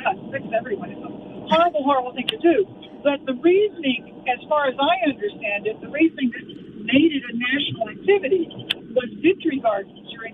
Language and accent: English; Texas, United States; moved away; I'm from the States, from Texas, actually